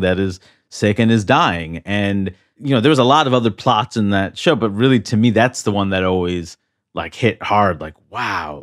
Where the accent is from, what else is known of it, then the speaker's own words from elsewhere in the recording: New York City, New York, United States; growing up in New York City in Queens